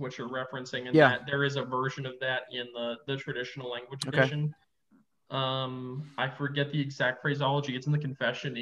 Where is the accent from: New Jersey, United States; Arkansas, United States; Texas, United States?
Texas, United States; I'm from Texas